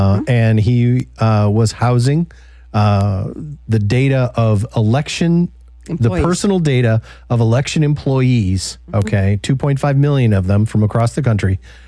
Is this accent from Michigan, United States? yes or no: yes; Detroit, Michigan, United States; I grew up in the Detroit area.